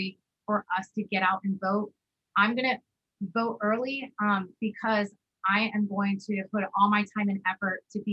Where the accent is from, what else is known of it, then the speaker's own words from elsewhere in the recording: Allentown, Pennsylvania, United States; moved away as an adult; also born or lived in West Coast; So that is definitely my hometown